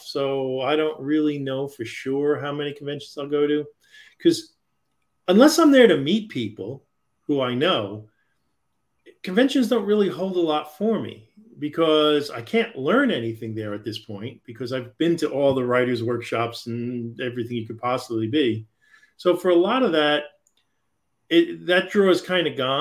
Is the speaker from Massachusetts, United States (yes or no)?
no; New York, United States; I grew up in New York and I spent a lot of time in New York City